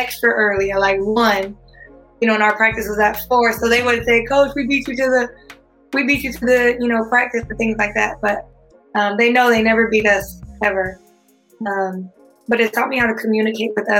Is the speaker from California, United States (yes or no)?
yes; California, United States; I was from California